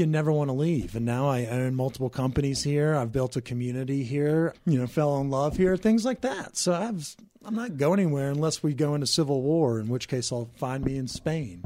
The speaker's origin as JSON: {"language": "English", "region": "Mississippi", "country": "United States", "tie": "born or raised there", "moved": "yes", "lives_now": "Colorado, United States", "said": "I grew up in Mississippi."}